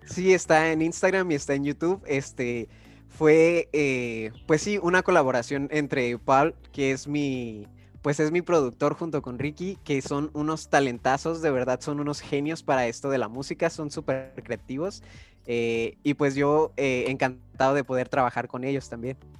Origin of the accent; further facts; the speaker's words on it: Guanajuato, Mexico; now in Tijuana, Mexico; como yo soy de allá de Guanajuato